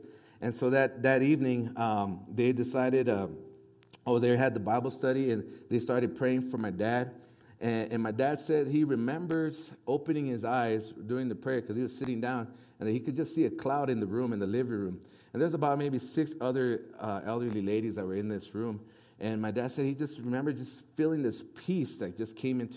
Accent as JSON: {"language": "English", "town": "Las Cruces", "region": "New Mexico", "country": "United States", "moved": "yes", "said": "Originally, we're from Las Cruces, New Mexico, from the very southern part of New Mexico"}